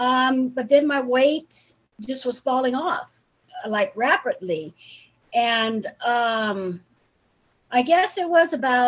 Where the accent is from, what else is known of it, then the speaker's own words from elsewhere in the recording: Hercules, California, United States; also born or lived in Daly City, California; I grew up in Hercules, California.